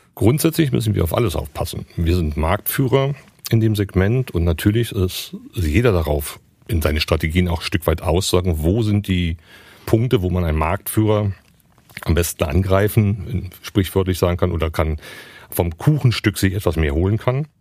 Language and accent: German; Berlin, Germany; Ich bin gebürtiger Berliner